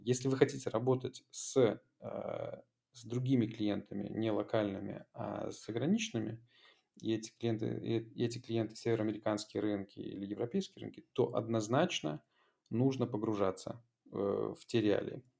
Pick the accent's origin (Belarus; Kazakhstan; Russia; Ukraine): Belarus; moved away as an adult; now in Poland; родная страна